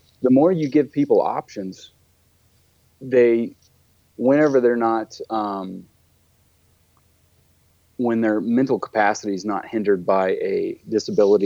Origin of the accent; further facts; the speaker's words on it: Texas, United States; moved away as an adult; now in Colorado, United States; I grew up in Texas, and I joined the Marine Corps at a young age